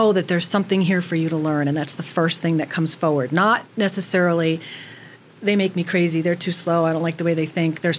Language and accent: English; New York, United States; I'm a New Yorker